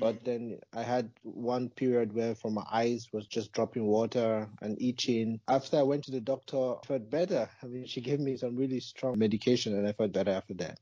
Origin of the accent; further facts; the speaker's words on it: Nigeria; moved away as an adult; also born or lived in Malaysia; now in Germany; I'm originally from Nigeria. I was born in, in Nigeria, and I grew up there till I think I was 19